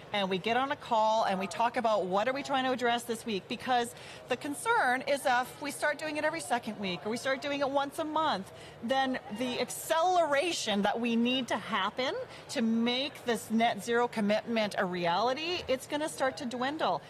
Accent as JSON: {"language": "English", "town": "Cut Knife", "region": "Saskatchewan", "country": "Canada", "tie": "born or raised there", "moved": "yes", "lives_now": "Alberta, Canada"}